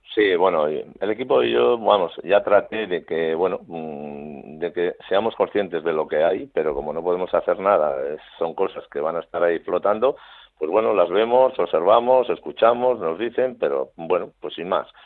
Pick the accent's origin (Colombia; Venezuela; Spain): Spain; Navarre; somos los, los navarros los osasunistas